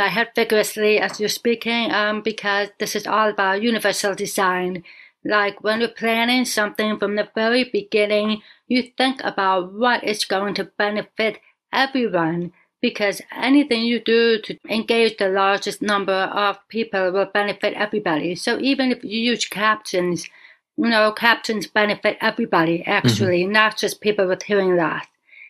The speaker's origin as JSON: {"language": "English", "town": "Buffalo", "region": "New York", "country": "United States", "tie": "born there", "said": "And I tell them I was born in Buffalo, New York. No. Where are you really from? I am American. I was born in New York State."}